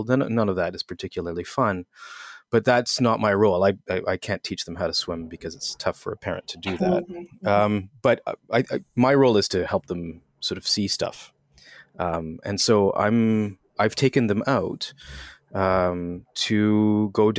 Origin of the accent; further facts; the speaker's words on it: outside of Montreal, Quebec, Canada; I grew up in Quebec, outside of Montreal.